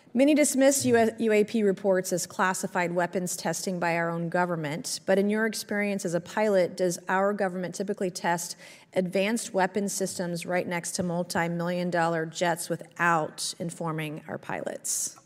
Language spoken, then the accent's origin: English; South Carolina, United States; my home state of South Carolina